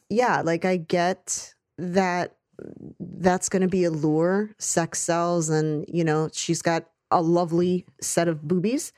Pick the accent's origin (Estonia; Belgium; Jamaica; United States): United States; as an American actor